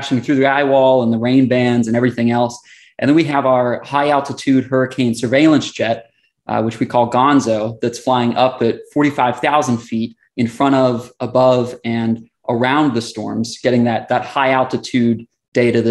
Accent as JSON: {"language": "English", "region": "Southern West Virginia", "country": "United States", "tie": "born or raised there", "moved": "as an adult", "lives_now": "Florida, United States", "said": "So I grew up in Southern West Virginia, mountains"}